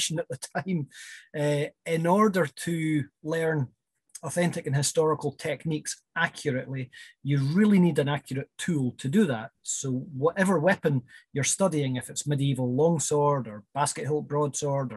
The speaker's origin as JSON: {"language": "English", "area": "West Highlands", "region": "Scotland", "country": "United Kingdom", "also_born_or_lived": "Edinburgh", "moved": "yes", "said": "I'm originally from the West Highlands, and first came to Edinburgh in 1992"}